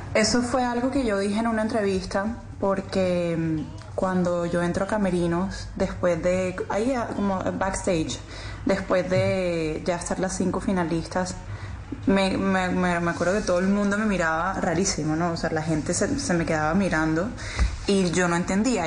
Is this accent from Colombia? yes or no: yes; Colombia; somos los colombianos